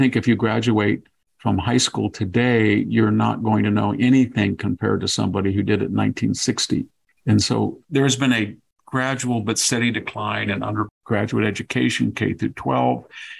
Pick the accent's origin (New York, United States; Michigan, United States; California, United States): California, United States; Fresno County; as a farm kid